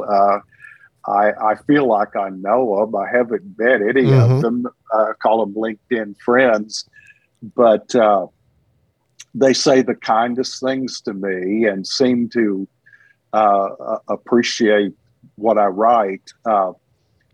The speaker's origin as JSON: {"language": "English", "region": "Texas", "country": "United States", "tie": "born or raised there", "also_born_or_lived": "Houston area, Texas / Rusk/Alto area, East Texas", "said": "I'm a Texan to the bone"}